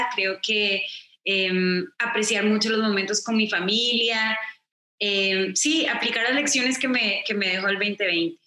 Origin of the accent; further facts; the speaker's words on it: Costa Rica; soy de Costa Rica, entonces crecí escuchando boleros